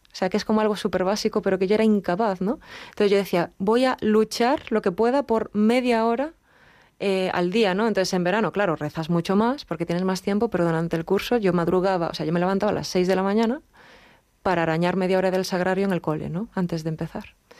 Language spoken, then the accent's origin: Spanish; Galicia, Spain; yo soy gallega